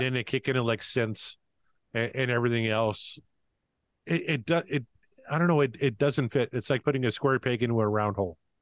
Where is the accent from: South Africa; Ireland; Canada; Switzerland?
Canada; I'm very Canadian